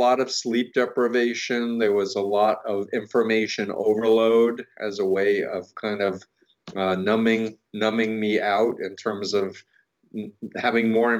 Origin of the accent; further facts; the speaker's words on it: New York City, New York, United States; I grew up 1.3 miles from Donald Trump